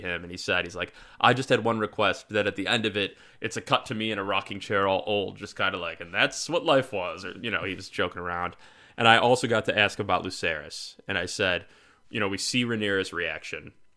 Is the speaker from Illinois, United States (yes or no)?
yes; Chicago, Illinois, United States; I was from Chicago